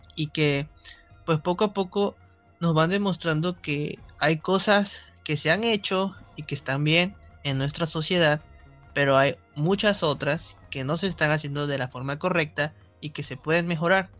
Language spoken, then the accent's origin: Spanish; Mexico; nosotros como mexicanos